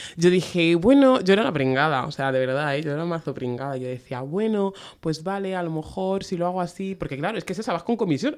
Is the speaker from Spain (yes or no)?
yes; Spain; Venimos de España